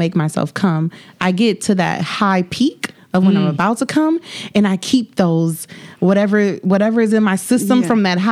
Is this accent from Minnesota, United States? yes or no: yes; Minnesota, United States; I'm from Minnesota